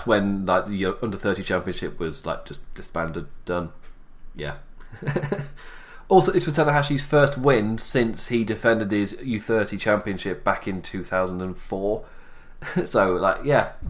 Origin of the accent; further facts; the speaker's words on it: England, United Kingdom; I'm English